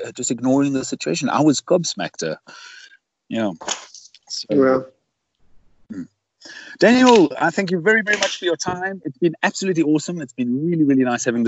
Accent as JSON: {"language": "English", "country": "South Africa", "said": "being a South African and having learned to paraglide here"}